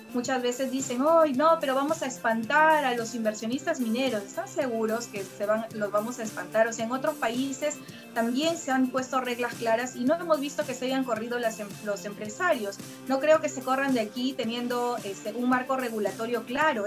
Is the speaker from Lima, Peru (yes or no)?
no; Jequetepeque Valley, La Libertad, Peru; yo también soy hija de pequeños agricultores, vengo de una zona, de una zona rural, yo vengo del Valle Jequetepeque, donde se siembra arroz